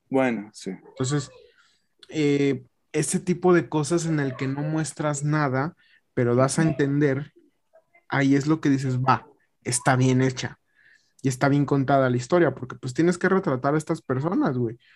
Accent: Maryland, United States; yo soy del sur, yo soy de Maryland

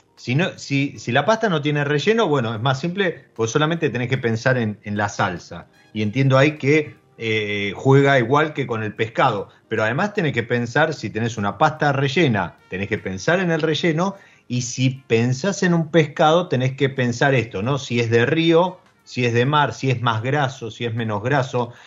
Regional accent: Argentina

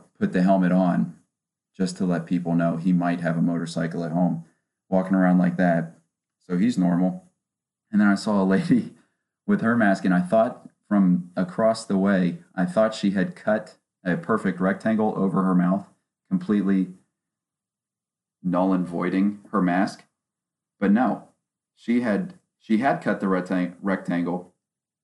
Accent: West Virginia, United States; now in Ohio, United States; I grew up in West Virginia, in between Ohio and West Virginia, because of all the family I have out there

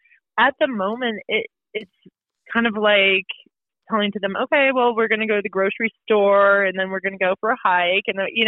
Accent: West Coast, United States; now in New Hampshire, United States; So I'm from the West Coast originally.

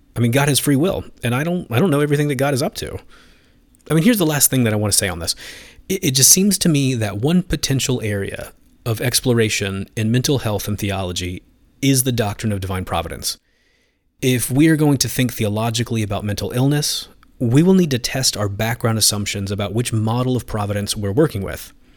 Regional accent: United States; moved away as an adult; also born or lived in Finland; now in Philadelphia, United States; being back in the U S reminds me of my roots

